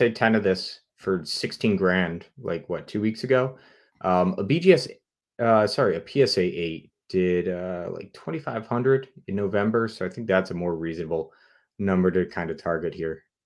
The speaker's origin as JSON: {"language": "English", "region": "New England", "country": "United States", "said": "I'm from New England"}